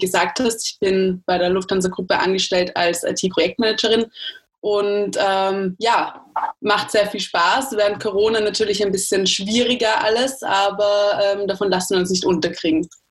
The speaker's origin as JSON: {"language": "German", "country": "Austria", "said": "ich als Österreicherin"}